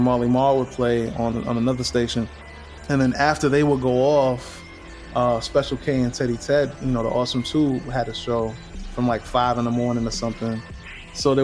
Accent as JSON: {"language": "English", "town": "New York City", "region": "New York", "country": "United States", "tie": "born or raised there", "said": "I grew up in Spanish Harlem, New York, which is, you know, the Upper East Side of Manhattan"}